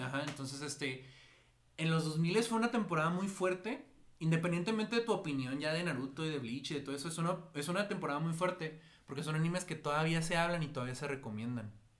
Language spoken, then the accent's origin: Spanish; Mexico; aquí en México, o sea, pues en México, porque somos de México